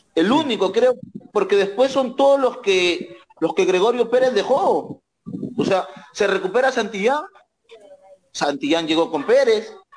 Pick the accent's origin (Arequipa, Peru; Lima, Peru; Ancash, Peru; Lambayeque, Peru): Lambayeque, Peru; Cayaltí; acá en mi tierra, Cayaltí, de Perú